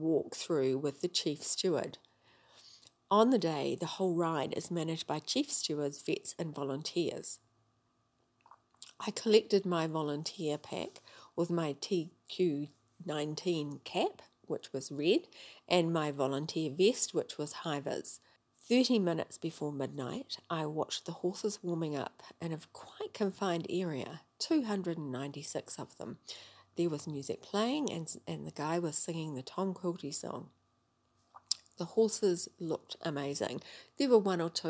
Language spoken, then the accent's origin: English; New Zealand; I'm from New Zealand.